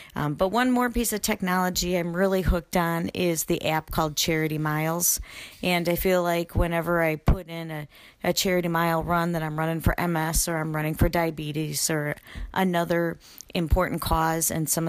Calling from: Illinois, United States; I'm calling from Illinois.

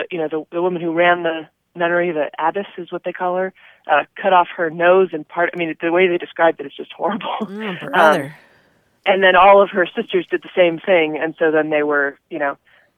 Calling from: San Diego, California, United States; I'm calling from San Diego.

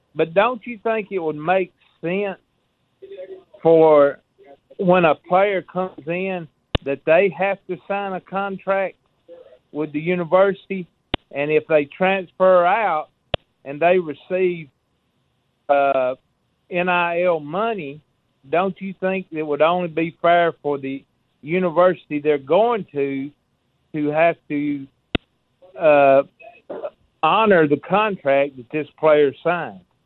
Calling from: Millport, Alabama, United States; I'm from Millport, Alabama.

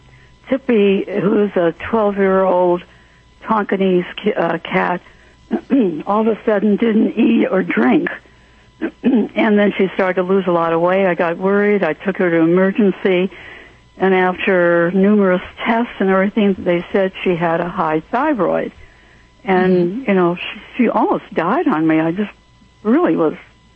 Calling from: Templeton, California, United States; I'm calling from beautiful Templeton, California.

